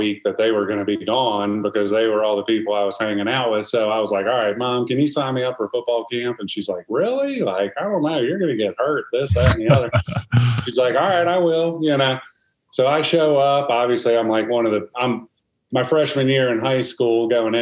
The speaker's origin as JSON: {"language": "English", "region": "New Jersey", "country": "United States", "tie": "born or raised there", "also_born_or_lived": "South Carolina / Seattle", "moved": "yes", "said": "I grew up in New Jersey."}